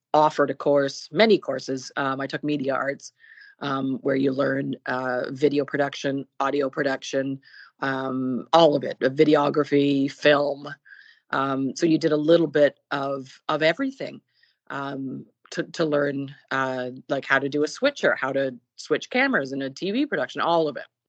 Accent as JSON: {"language": "English", "town": "Burlington", "region": "Ontario", "country": "Canada", "tie": "born or raised there", "lives_now": "Toronto, Canada", "said": "I was born in Burlington, Ontario, which is a suburb of Toronto, where I lived uh, up until the age of about 18"}